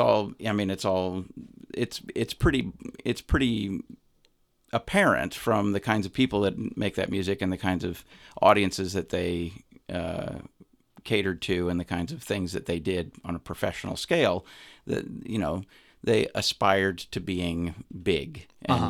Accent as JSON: {"language": "English", "region": "Montana", "country": "United States", "tie": "born or raised there", "also_born_or_lived": "Chicago", "moved": "as an adult", "said": "I grew up in Montana. I my I moved around a lot when I was a little kid, but I did m- most of my formative experiences were in Montana."}